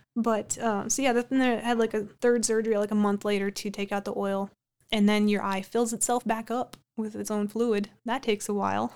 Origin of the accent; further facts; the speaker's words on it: Amidon, North Dakota, United States; now in Minot, United States; growing up in the Amadon Bowman area